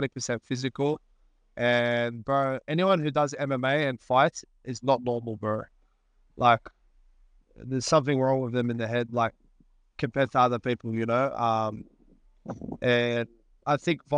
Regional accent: Australia; I was born here

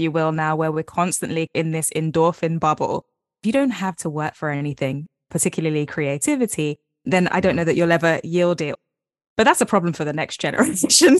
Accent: London, United Kingdom; I live in London, born and raised

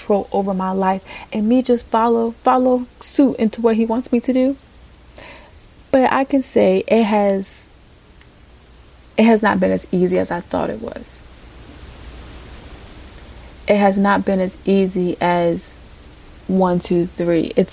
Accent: Virginia, United States; moved away as an adult; also born or lived in California; I was moving back home to Virginia.

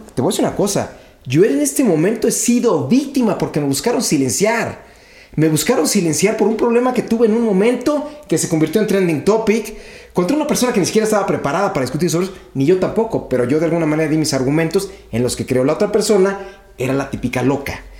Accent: Mexico; yo lo digo como mexicano

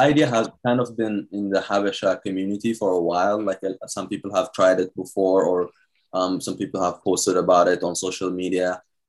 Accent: Ohio, United States; now in New York, United States; Hey, I got a house here, so it's like, it's more chill. It reminds me of my home state, Ohio.

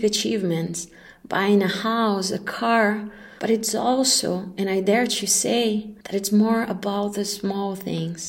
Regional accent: Brazil; moved away as an adult; also born or lived in Dubai, United Arab Emirates / Kuala Lumpur, Malaysia; I'm Brazilian and I left Brazil almost a decade ago

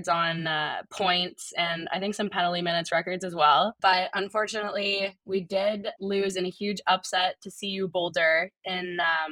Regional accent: Ottawa, Ontario, Canada; moved away as an adult; now in Tempe, United States; I'm from Ottawa, Ontario, nation's capital

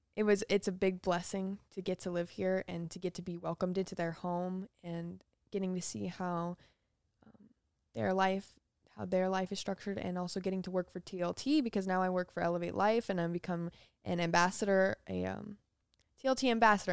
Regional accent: Las Vegas, Nevada, United States; also born or lived in Utah / Florida; I grew up in Las Vegas. I was born in Utah, in a very, very tiny little city

